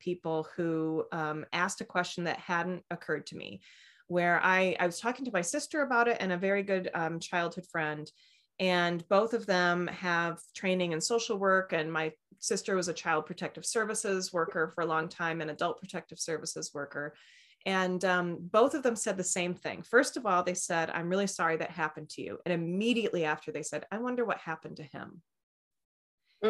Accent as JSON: {"language": "English", "region": "Midwest", "country": "United States", "tie": "born or raised there", "said": "I grew up in the Midwest, and you just don't bring up stuff."}